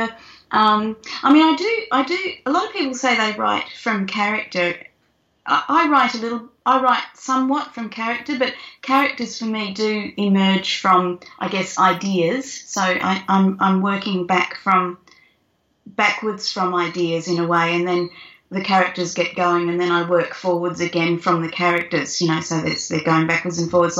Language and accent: English; Carnarvon, Western Australia, Australia; I grew up in Carnarvon and we had a Galah out in the backyard